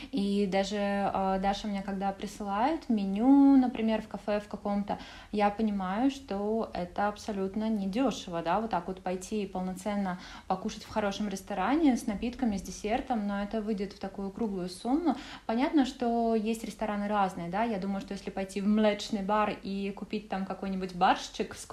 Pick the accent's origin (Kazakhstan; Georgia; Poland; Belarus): Poland; Russian is a second language; Ну, да, славянская душа, и мы, поляки такие, белорусы, украинцы, я думаю, что это вот как раз-таки одно из тех, что нас всех объединяет, да, между собой.